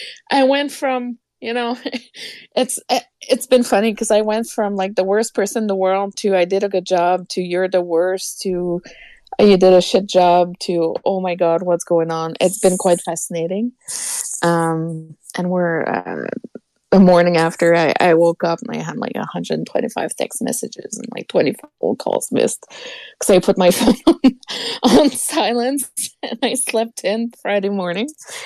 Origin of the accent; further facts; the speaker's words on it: Quebec, Canada; moved away; Nate, I'm from Quebec. We don't celebrate Thanksgiving.